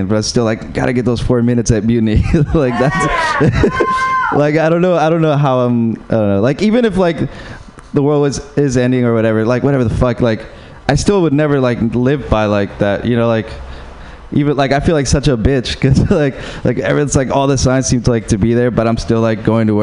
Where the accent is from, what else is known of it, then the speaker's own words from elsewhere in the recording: Uruguay; moved away; Yeah, I'm from Uruguay